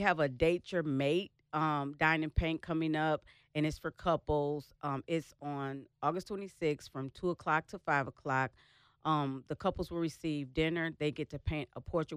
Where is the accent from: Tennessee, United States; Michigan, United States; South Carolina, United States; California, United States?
Michigan, United States; now in Dallas, United States; I'm originally from Michigan